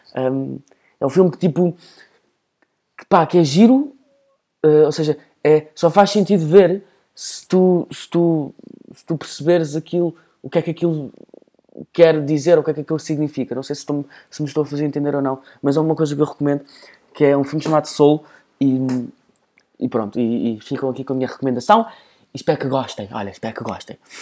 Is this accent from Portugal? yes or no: yes; Portugal; E depois eu começo a fingir que não sou português